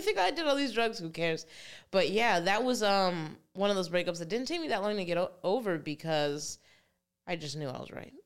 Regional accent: New Jersey, United States; I was born in New Jersey

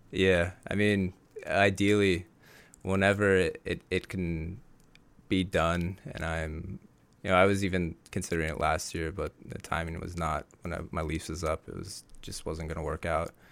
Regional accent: Bay Area, California, United States; I grew up actually in the Bay Area

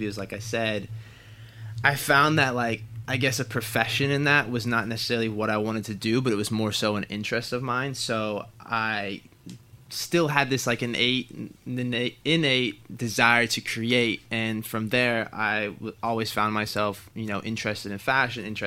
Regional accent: Portland, Oregon, United States; born and raised

